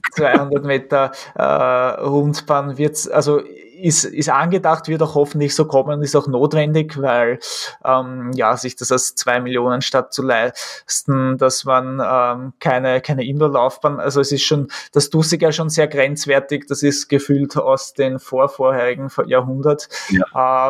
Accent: Austria; was man halt als Österreicher ja ein bisschen ein gebrankmarktes Kind ist

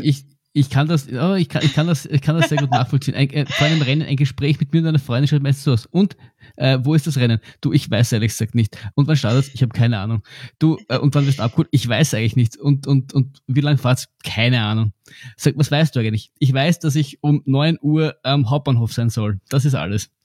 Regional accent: Austria; bei uns in Österreich

